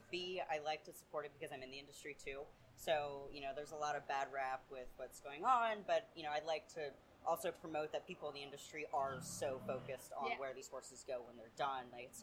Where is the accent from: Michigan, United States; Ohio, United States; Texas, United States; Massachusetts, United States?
Ohio, United States; Cincinnati; we're from Cincinnati